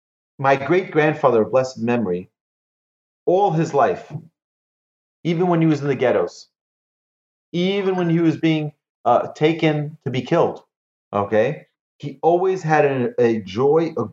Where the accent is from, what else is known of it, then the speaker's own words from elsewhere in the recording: Monsey, New York, United States; my house where I grew up in Muncie